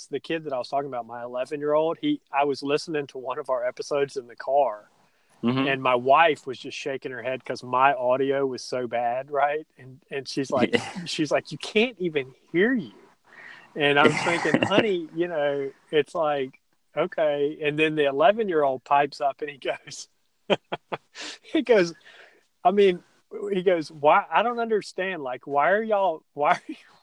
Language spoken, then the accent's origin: English; Stone Mountain, Georgia, United States; I grew up in Stone Mountain, and I was born in the late 70s